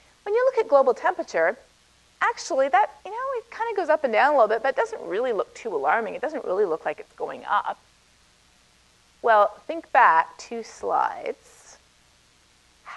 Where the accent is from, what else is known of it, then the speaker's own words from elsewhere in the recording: Canada; accent: Canadian; moved away as an adult; now in United States; I'm Canadian originally. You can probably tell a little bit from the way I say about